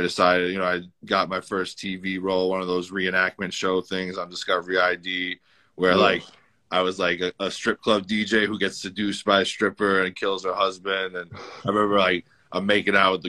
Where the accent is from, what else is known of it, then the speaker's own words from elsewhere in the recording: New York City, New York, United States; I'm from the Bronx. You know, I grew up in New York City